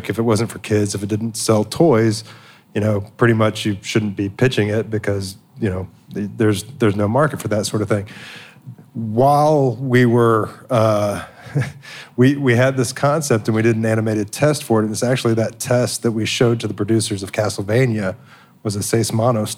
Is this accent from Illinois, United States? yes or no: no; Texas, United States; growing up in Texas